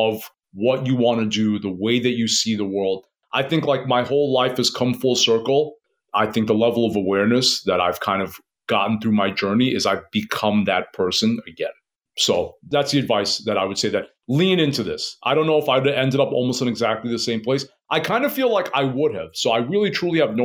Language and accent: English; New York City, New York, United States; I was born and raised in Queens.